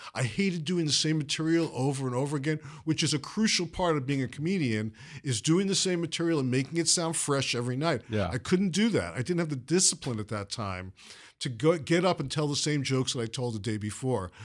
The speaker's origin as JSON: {"language": "English", "town": "New York City", "region": "New York", "country": "United States", "tie": "born or raised there", "moved": "yes", "said": "where I grew up in Brooklyn"}